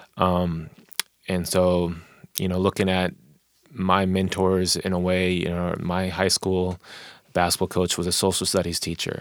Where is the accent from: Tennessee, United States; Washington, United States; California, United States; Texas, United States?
Washington, United States; Tacoma; also born or lived in Wichita, Kansas; East Side, um, thirty-fourth and, uh, Portland Ave. Uh, grew up there